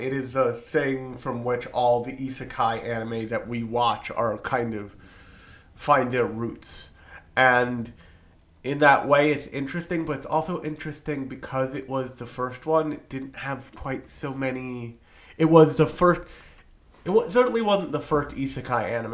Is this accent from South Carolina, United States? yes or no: no; New Jersey, United States; I am from New Jersey the pharmaceutical capital of the United States.